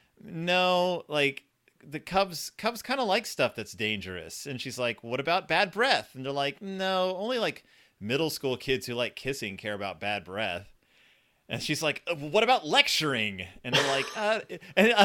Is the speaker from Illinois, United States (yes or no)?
no; Texas, United States; I am from Texas